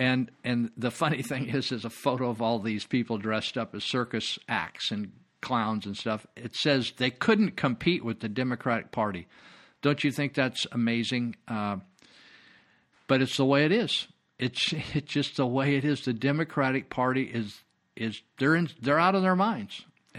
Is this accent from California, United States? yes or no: yes; California, United States; I was born and raised up here in Northern California in Yuba County.